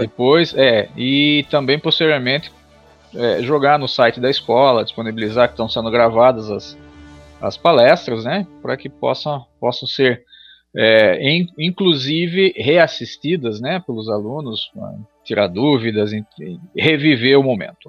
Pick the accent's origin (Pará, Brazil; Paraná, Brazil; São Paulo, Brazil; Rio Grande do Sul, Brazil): São Paulo, Brazil; Tatuí; como cidadão tatuiano, como nascido e criado em Tatuí